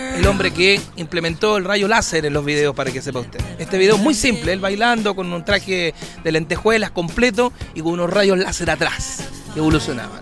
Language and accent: Spanish; Curicó, Maule, Chile; moved away; also born or lived in Calama; curicanos, atención, mi tierra